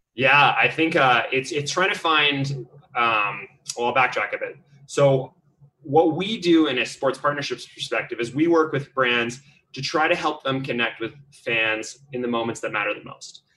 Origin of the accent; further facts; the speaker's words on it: West Coast, British Columbia, Canada; I'm actually from the West Coast